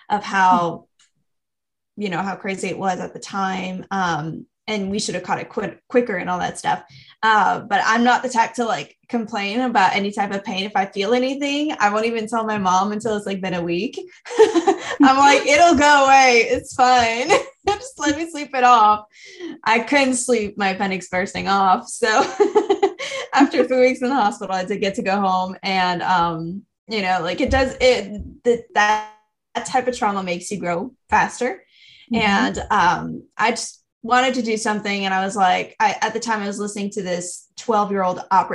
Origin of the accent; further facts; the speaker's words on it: South Shore of Montreal, Quebec, Canada; I am from Canada, for context. And I was born on the South Shore of Montreal